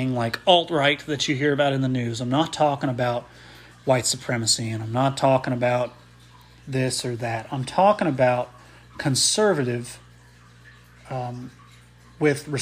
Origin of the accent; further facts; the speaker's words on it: a small Midwestern town, United States; Andy and I grew up in a small Midwestern town